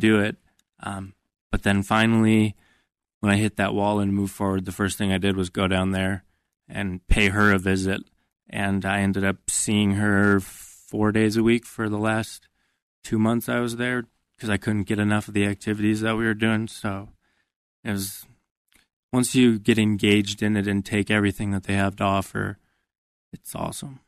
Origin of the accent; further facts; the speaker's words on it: Minnesota, United States; I grew up in Minnesota